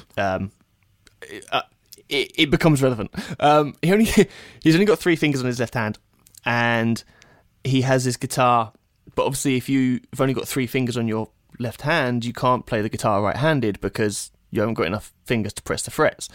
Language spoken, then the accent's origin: English; Bedfordshire, East of England, United Kingdom; moved away as an adult; now in Detroit, United States; I grew up in Bedfordshire, England, very small, very small town. Um, I've now since moved to Detroit, Michigan.